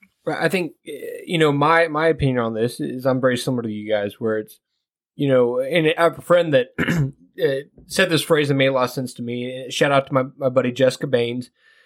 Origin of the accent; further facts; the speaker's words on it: Kansas City, Missouri, United States; now in West Virginia, United States; I'm from Kansas City.